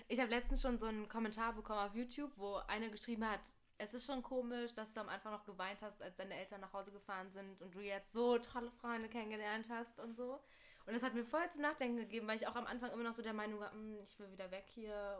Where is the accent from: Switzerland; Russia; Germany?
Germany; Berlin; moved away as an adult; now in Jena, Germany; ich komme ja aus Berlin